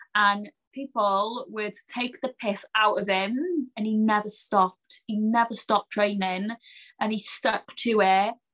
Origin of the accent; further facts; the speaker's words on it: Cardiff, Wales, United Kingdom; Cardiff's my hometown. I'm from Cardiff.